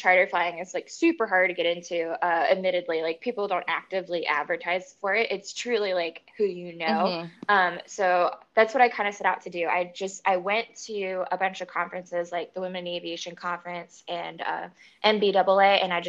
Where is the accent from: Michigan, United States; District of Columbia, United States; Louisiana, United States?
District of Columbia, United States; D.C.; now in California, United States; I grew up outside of Washington, D.C.